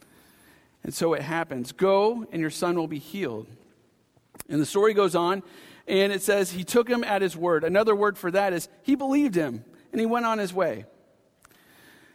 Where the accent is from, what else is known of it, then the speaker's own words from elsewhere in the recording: Pacific Northwest, Washington, United States; moved away; I had a home base of growing up in the Pacific Northwest. So I'm a Pacific Northwesterner at heart, a Washingtonian